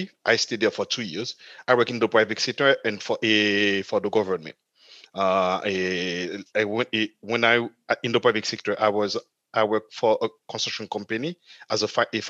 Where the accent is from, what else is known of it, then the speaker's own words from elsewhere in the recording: Port-au-Prince, Ouest, Haiti; moved away as an adult; also born or lived in Minnesota, United States / New York, United States / Atlanta, United States; now in Europe; I'm from Haiti, the Caribbean. So I grew up there